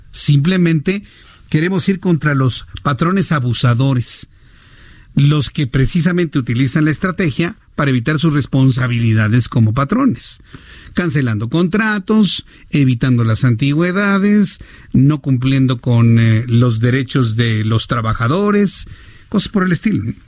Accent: Mexico

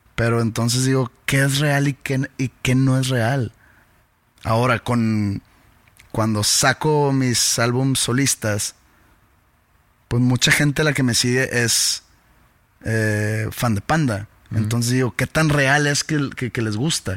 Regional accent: Mexico; somos mexicanos

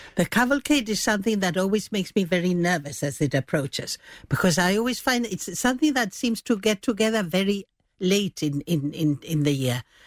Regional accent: Gibraltar; moved away; I was away from Gibraltar for quite a while

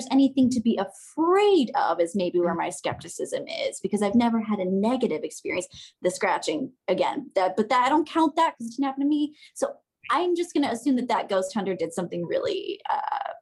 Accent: Parkersburg, West Virginia, United States; There's this huge, beautiful hotel in my hometown, is Parkersburg, West Virginia

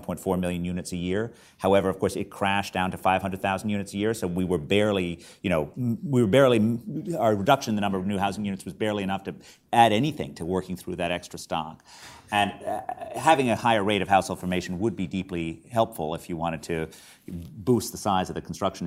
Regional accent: United States; being born an American

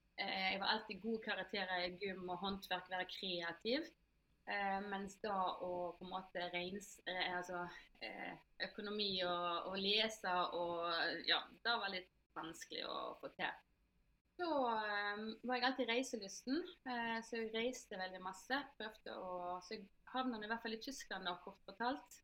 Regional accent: Norway; moved away as an adult; also born or lived in Germany / Italy; jeg er født her i Norge

